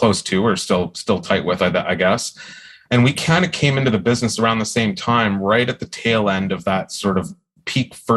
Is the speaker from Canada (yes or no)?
yes; Ontario, Canada; I grew up in Ontario